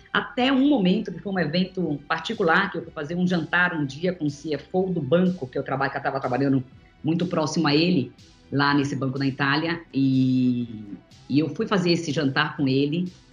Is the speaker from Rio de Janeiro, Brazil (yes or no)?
no; Bahia, Brazil; moved away; also born or lived in São Paulo; Eu era da Bahia, né, cresci na Bahia na minha infância, e acabei vindo para São Paulo para continuar estudando o balé